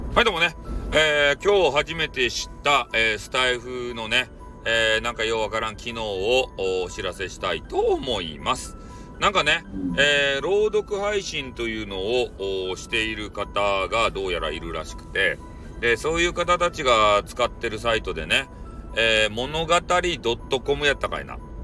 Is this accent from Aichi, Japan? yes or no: no; Hakata, Fukuoka, Japan; accent: Hakata dialect; 博多弁で読みようだけやけん